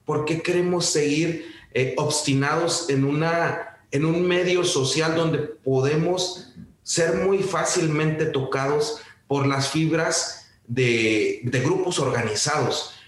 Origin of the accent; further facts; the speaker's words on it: Mexico; somos mexicanos